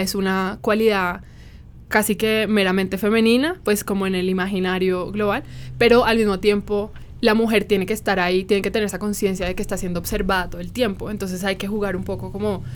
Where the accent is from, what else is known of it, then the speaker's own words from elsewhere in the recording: Cartagena, Bolívar, Colombia; tú y yo somos cartageneras.